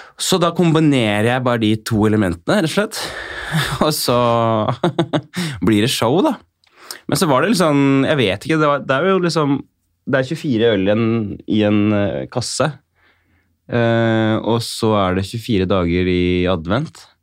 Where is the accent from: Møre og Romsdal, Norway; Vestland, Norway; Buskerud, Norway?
Buskerud, Norway; Kongsberg; der jeg er fra, altså Skålenborg, altså litt utafor Kongsberg